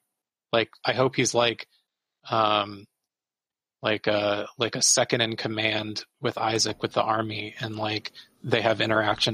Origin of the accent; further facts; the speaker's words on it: United States; I'm an American